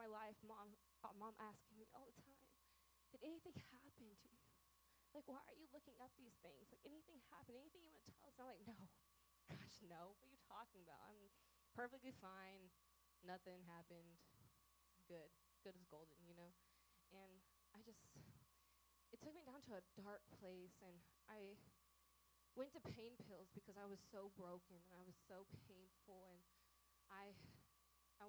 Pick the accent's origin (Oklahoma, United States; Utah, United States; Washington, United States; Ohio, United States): Oklahoma, United States; I am from Oklahoma